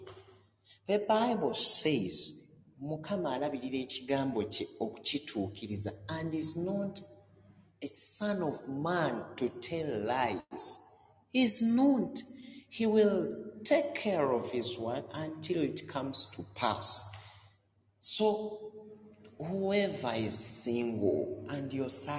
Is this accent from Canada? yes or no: no; Uganda; moved away as an adult; now in Doha, Qatar; a man born in Uganda